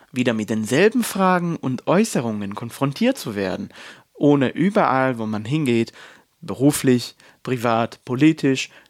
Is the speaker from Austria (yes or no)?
no; Israel; German is a second language; moved away as an adult; now in Freiburg, Germany; lebe in Freiburg und bin einer von denen, ähm, von diesen Juden. Ich bin sogar in Israel geboren und aufgewachsen. Erst seitdem ich 21 bin, lebe ich in Deutschland.